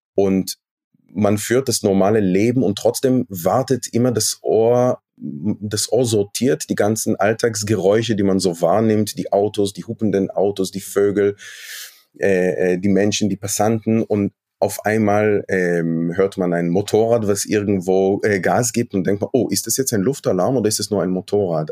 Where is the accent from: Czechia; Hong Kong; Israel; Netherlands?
Israel; Jerusalem, Jerusalem District; moved away as an adult; now in Germany; Ich bin in Westjerusalem aufgewachsen.